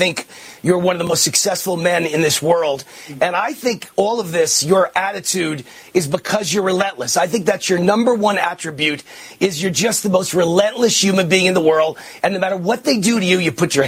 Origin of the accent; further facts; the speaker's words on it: New York, United States; moved away as an adult; now in Las Vegas, United States; that's my adopted hometown. You know, I'm a New Yorker